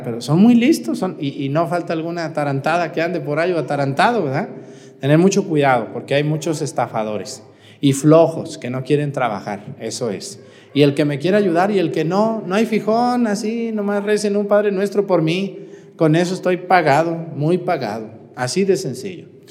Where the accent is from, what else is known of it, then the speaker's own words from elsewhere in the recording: Mexticacán, Jalisco, Mexico; moved away; el día primero voy a ir a mi pueblo, allá nos vemos si quieren ir a las doce y media del mediodía, allá en el Sagrado Corazón de Jesús en Mesticacán